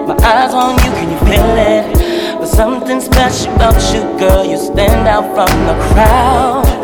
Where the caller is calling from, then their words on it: St. Paul, Minnesota, United States; Hey, this is … I'm calling from St. Paul.